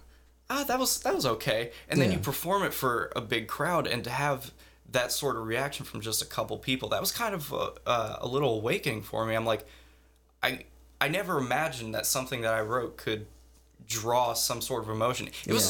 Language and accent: English; Madison, Ohio, United States; born or raised there